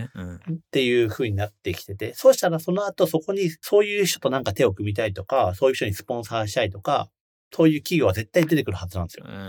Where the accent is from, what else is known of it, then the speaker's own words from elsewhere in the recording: Toyama, Japan; moved away as an adult; also born or lived in Tokyo; その地元が富山の清水跡っていう漁港町で川沿いに漁船がたくさん泊まってるエリアなんですね。内川っていう